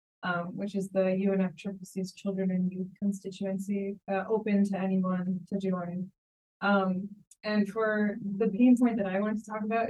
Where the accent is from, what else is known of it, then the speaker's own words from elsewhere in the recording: Philadelphia, Pennsylvania, United States; also born or lived in India; now in New York City, United States; I was born in India, but grew up in the suburbs of Philly.